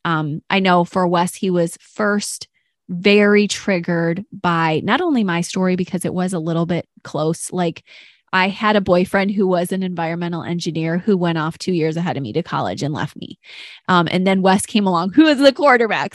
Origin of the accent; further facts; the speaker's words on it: Detroit, Michigan, United States; I'm from Detroit and we often said African American